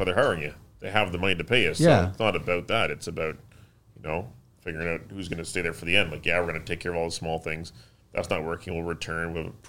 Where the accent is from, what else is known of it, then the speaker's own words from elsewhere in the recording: Mississauga, Ontario, Canada; now in Cambridge, Canada; We're from Mississauga as well.